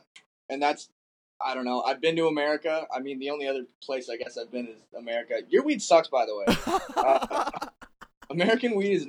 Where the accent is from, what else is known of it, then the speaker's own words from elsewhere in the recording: Ontario, Canada; We kind of grow up like everyone's from everywhere here.